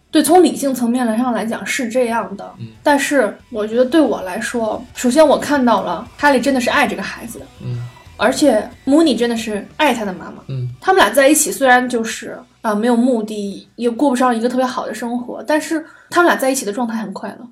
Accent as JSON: {"language": "Chinese", "country": "China"}